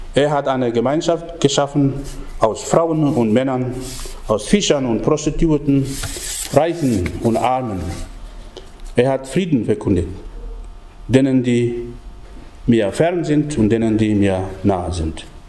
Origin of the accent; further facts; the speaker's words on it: Papua New Guinea; moved away; bei uns in Papua-Neuguinea. Denn es ist nicht sehr lange her, nur etwas über 140 Jahre her, dass der christliche Glaube in unser Land angekommen ist